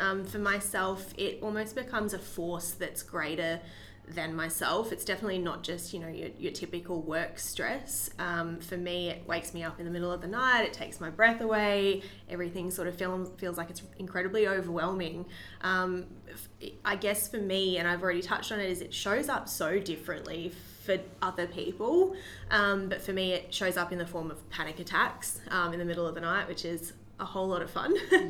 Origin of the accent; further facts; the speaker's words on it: Queensland, Australia; moved away; So for me, I moved from Queensland, like 4 years ago almost now, and it was a really big life change for me moving into state. All my family and my group of friends were back home